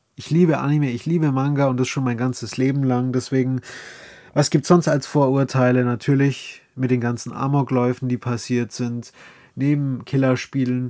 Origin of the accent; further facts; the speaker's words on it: Bavaria, Germany; accent: Bavarian dialect; mit dem Dialekt. Ja, ich komme aus Bayern.